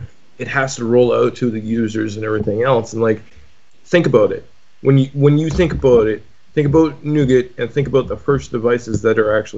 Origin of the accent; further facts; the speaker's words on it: Canada; being Canadian